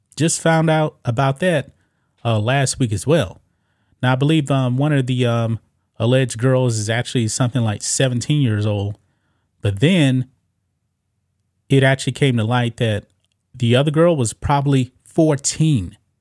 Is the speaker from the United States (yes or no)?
yes; United States; I'm an American